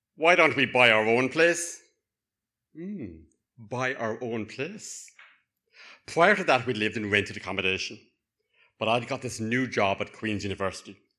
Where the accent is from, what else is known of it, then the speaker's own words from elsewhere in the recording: Cork, Munster, Ireland; accent: Cork; now in Northern Ireland; my lilting cock accent